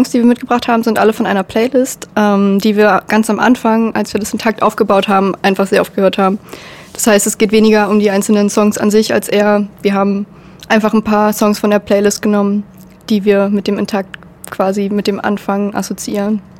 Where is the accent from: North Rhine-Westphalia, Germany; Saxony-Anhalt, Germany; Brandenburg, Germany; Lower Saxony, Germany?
Saxony-Anhalt, Germany; Ich komme ja aus der Nähe mhm. und ähm, mit der Stadt an sich konnte ich nie viel anfangen ähm, ehe ich dann in die Kulturszene so ein bisschen eingetaucht bin.